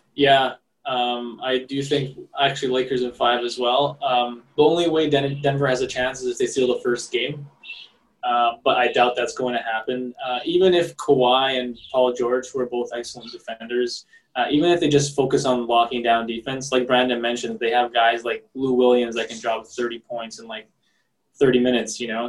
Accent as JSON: {"language": "English", "country": "Montenegro", "said": "I'm from Montenegro."}